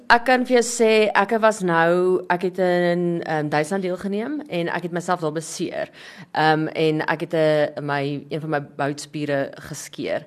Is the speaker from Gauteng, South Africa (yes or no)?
no; Christiana, North West, South Africa; Ek is van 'n klein dorpie Christiana.